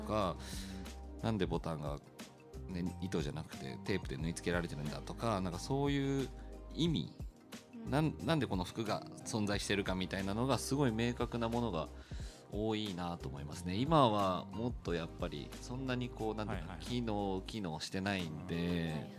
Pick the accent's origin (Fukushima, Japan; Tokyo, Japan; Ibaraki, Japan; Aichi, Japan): Aichi, Japan; Nagoya; 地元名古屋出身なんですけど